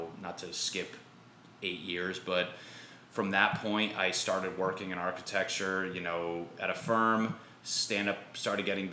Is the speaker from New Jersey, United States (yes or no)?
no; Connecticut, United States; moved away as an adult; now in Los Angeles, United States; Basically, I'm from Connecticut. Grew up there.